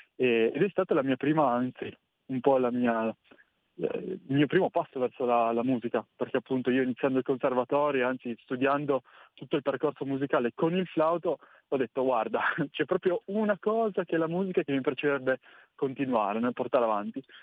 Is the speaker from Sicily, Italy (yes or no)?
no; Cuneo, Piedmont, Italy; io sono di Cuneo, quindi in provincia, in provincia di Cuneo, in Piemonte